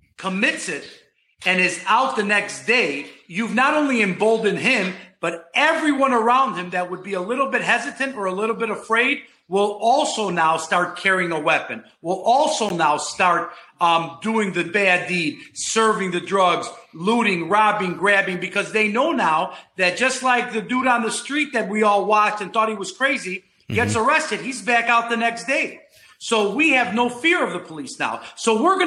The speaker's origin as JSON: {"language": "English", "town": "Chicago", "region": "Illinois", "country": "United States", "tie": "born or raised there", "moved": "as an adult", "lives_now": "Florida, United States", "said": "I grew up in Chicago. I went to Gordon Tech High School"}